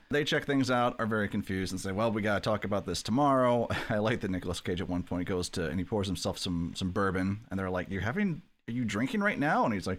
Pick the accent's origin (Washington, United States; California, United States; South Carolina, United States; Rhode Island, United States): Rhode Island, United States; Providence; Like, no, I'm from Providence, which also is where H.P. Lovecraft spent, I think, most of his life, right?